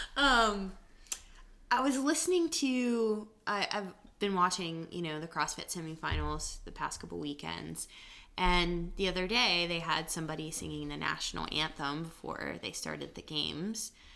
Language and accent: English; United States; we actually live as Americans